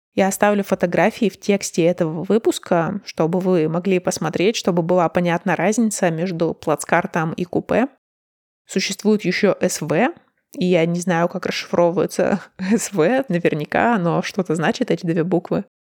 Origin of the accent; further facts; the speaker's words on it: Urals, Russia; moved away as an adult; also born or lived in Moscow; доехать от Москвы до моего родного города на поезде занимает почти что сутки